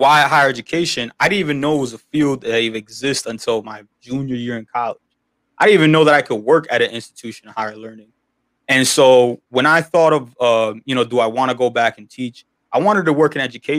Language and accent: English; Union City, New Jersey, United States; I'm from Union City, New Jersey, first generation college student.